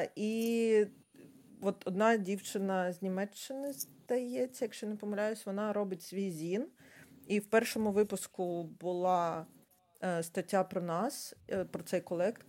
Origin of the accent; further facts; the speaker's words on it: Ukraine; Я з України